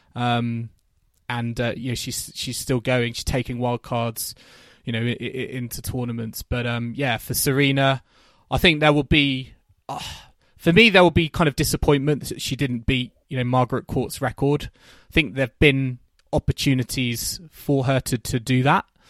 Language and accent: English; United Kingdom; as British fans at Wimbledon